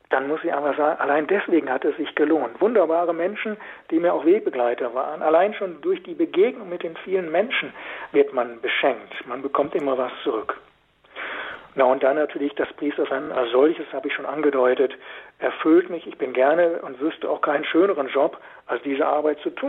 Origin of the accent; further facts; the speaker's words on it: Lower Saxony, Germany; also born or lived in Westphalia; in meiner Heimat in Westfalen, im Osnabrücker Raum